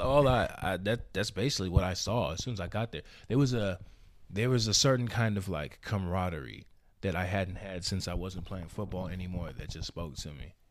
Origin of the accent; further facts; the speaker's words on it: Houston, Texas, United States; also born or lived in Alief, Houston / Seguin, Texas / San Antonio, Texas; I'm from Houston, Texas. Born and raised